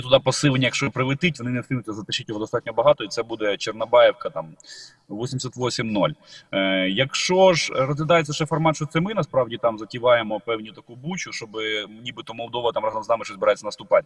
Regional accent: Ukraine; Ми з України

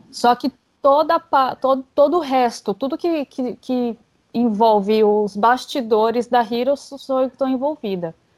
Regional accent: São Paulo, Brazil; eu sou de São Paulo

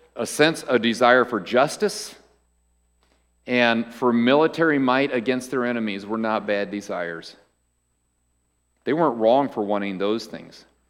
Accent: United States; as an American

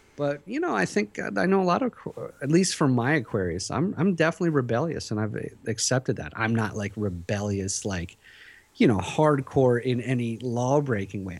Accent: Philadelphia, Pennsylvania, United States; moved away as an adult; also born or lived in Tehran, Iran; Then we moved to Philadelphia, where I was till I was, you know, twenty-five years old

